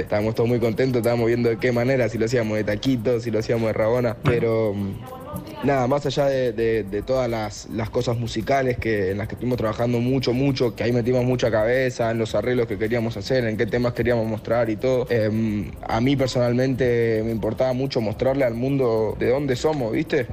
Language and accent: Spanish; Buenos Aires, Argentina; Yo soy de la Boca, soy Argentina